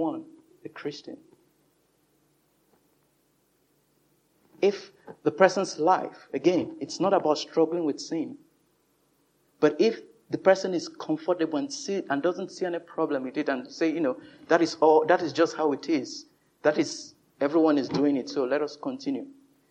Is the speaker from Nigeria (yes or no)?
yes; Nigeria; moved away; in my home country, Nigeria